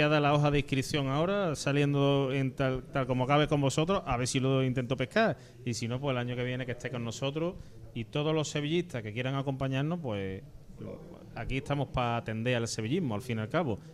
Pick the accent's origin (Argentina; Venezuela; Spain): Spain; Ceuta; now in Granada, Spain; yo soy natural de Ceuta, es decir, que yo me he criado en Ceuta